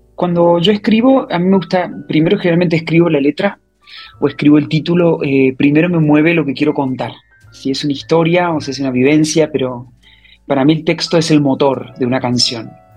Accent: Córdoba, Argentina; moved away as an adult; also born or lived in Buenos Aires / Mexico; now in Madrid, Spain; yo de Córdoba, cuando termino el colegio

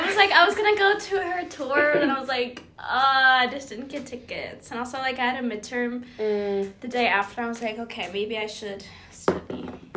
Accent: Houston, Texas, United States; moved away as an adult; now in Los Angeles, United States; I'm from Houston, Texas. And is that it? Oh, I'm 20.

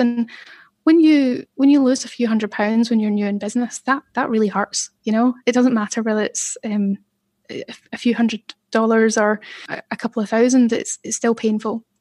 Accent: Glasgow, Scotland, United Kingdom; moved away as an adult; now in Manchester, United Kingdom; I grew up in the East End of Glasgow

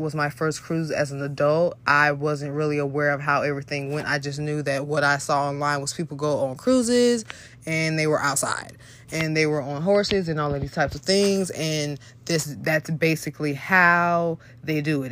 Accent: Florida, United States; I'm from Florida.

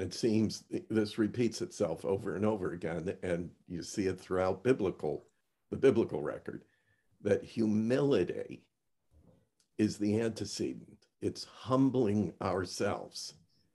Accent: Niagara Frontier, Western New York State, United States; moved away as an adult; also born or lived in Washington, D.C. area / Manassas, Virginia; When I moved from my hometown, Van, our shared homeland of Western New York State, Niagara Frontier, and I moved to the Washington, D.C. area

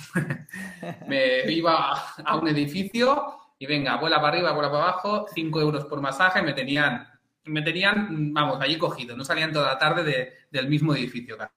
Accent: Llobregat, Catalonia, Spain; soy del Llobregat y, usamos jerga más directa

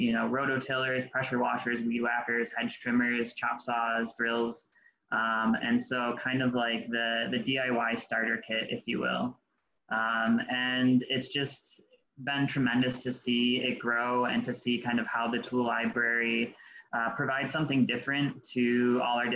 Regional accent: Colden, New York, United States; I grew up in the South Towns of Western New York, Colden to be exact

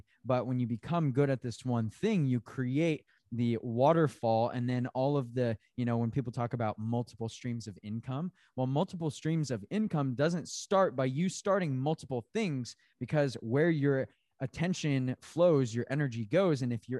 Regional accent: Tempe, Arizona, United States; I came from, you know, I grew up in Tempe, Arizona city, right? But I also rodeoed.

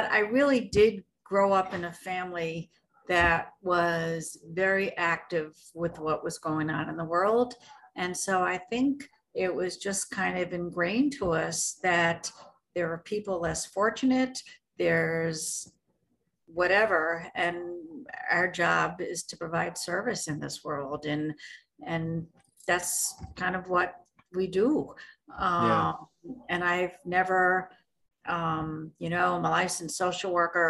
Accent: New York City, New York, United States; moved away; I'm from New York City originally

